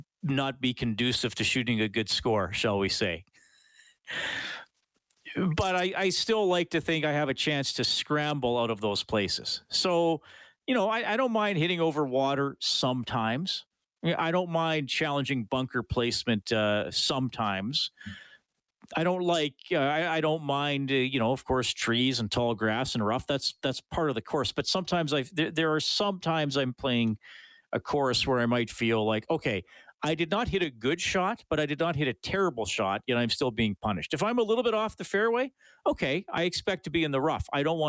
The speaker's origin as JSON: {"language": "English", "town": "Evansburg", "region": "Alberta", "country": "Canada", "tie": "born or raised there", "moved": "as an adult", "lives_now": "Edmonton, Canada", "said": "growing up in Evansburg and having lived in Edmonton most of my adult life."}